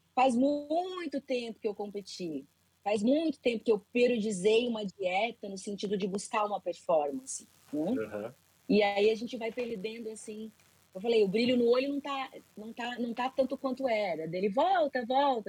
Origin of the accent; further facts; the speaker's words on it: Florianópolis, Santa Catarina, Brazil; now in Balneário Camboriú, Brazil; eu moro em Balneário Camboriú, sou de Florianópolis, mas moro em Balneário Camboriú